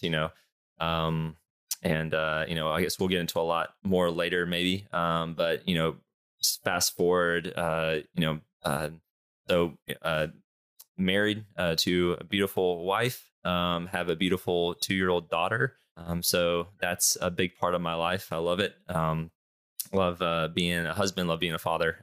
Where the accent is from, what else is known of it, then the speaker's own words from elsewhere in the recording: Charlotte, North Carolina, United States; born and raised in Charlotte